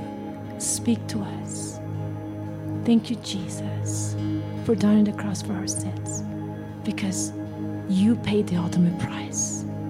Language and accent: English; Venezuela; now in United States; I remember what it was like as a kid in Venezuela. I grew up there.